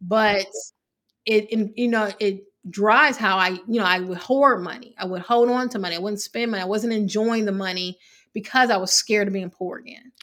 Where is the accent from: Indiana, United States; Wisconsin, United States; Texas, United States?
Indiana, United States; Evansville; moved away; I grew up in Evansville, Indiana